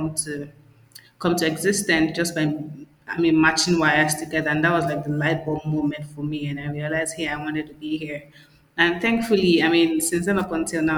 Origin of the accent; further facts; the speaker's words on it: Nigeria; also born or lived in Abia State; I'm Nigerian. I'm from Abia State, some small village in Nigeria. And I mean, I pretty much grew up in the city